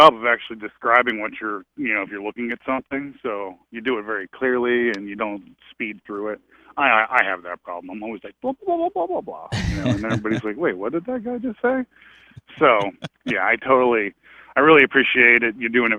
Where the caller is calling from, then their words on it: Massachusetts, United States; I'm calling from Massachusetts.